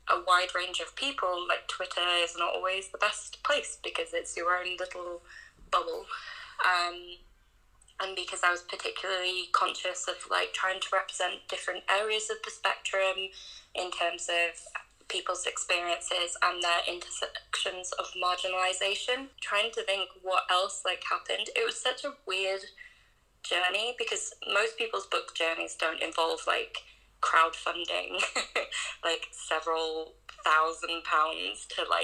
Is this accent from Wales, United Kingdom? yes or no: yes; North Wales, United Kingdom; when I was a kid growing up in North Wales